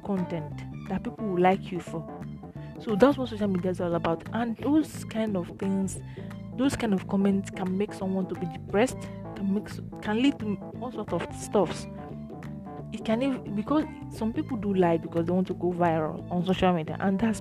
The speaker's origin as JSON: {"language": "English", "country": "Nigeria", "said": "as a Nigerian"}